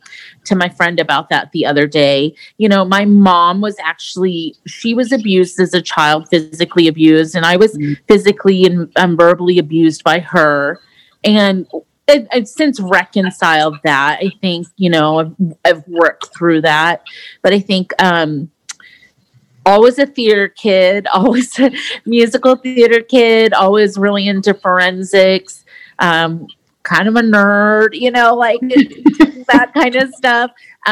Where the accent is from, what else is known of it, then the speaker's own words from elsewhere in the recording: South Dakota, United States; born there; also born or lived in Portugal / Virginia / Okinawa; And so I was born in South Dakota. We lived in Portugal. And my sister was born there. We lived in Virginia. And then we spent about 6 years in Okinawa.